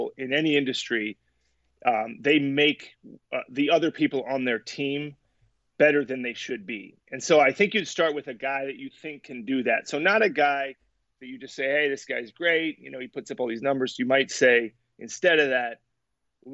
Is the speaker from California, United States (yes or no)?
yes; San Francisco, California, United States; I grew up in San Francisco, you know, Bay Area